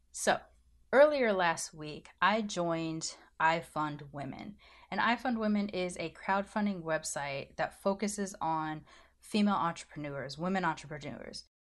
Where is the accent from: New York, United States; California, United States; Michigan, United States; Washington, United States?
California, United States; Southern; I grew up in Southern California.